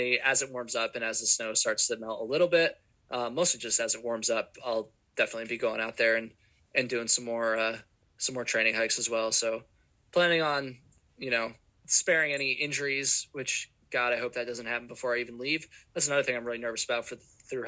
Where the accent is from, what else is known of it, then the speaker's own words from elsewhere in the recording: Vermont, United States; I'm from Vermont and it's not very hot here.